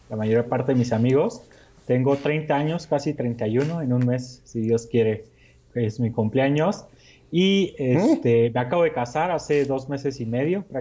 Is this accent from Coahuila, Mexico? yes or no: yes; Torreón, Coahuila, Mexico; now in Mexico City, Mexico; somos del norte del país del norte de México. ¿Ah, sí? Sí, así es, de la comarca lagunera, Torreón, Coahuila y toda esa zona.